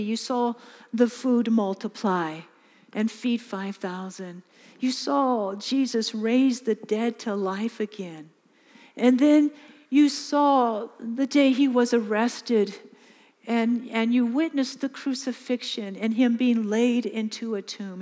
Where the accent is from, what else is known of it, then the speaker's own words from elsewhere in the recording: California, United States; moved away as an adult; now in Mozambique; I'm from California.